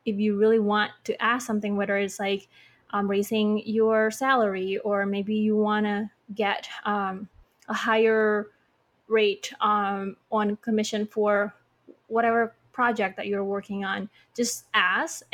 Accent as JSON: {"language": "English", "region": "Bali", "country": "Indonesia", "said": "I'm from Bali"}